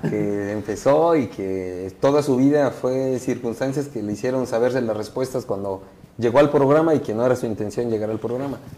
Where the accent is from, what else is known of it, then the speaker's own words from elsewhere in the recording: Oaxaca, Mexico; somos los únicos oaxaqueños que hemos ido a representar a, Oaxaca